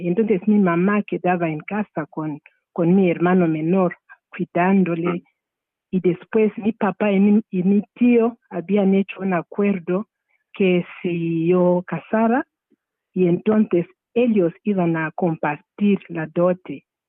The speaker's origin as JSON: {"language": "Spanish", "country": "Zimbabwe", "tie": "born or raised there", "also_born_or_lived": "United States / Italy / Spain", "second_language": "Spanish", "moved": "as an adult", "lives_now": "Burgos, Spain", "said": "yo nací en Zimbabue, en una poblado, un, poblado que se llama Kamatizi"}